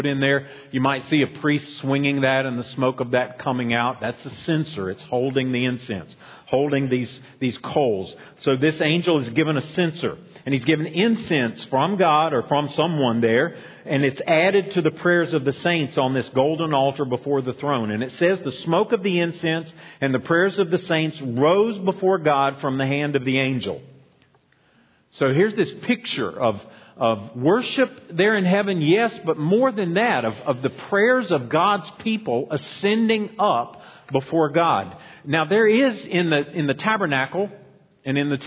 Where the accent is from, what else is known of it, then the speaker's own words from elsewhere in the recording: United States; us as American Christians